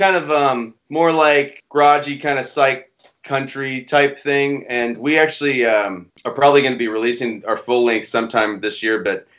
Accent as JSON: {"language": "English", "region": "West Virginia", "country": "United States", "said": "We're from West Virginia"}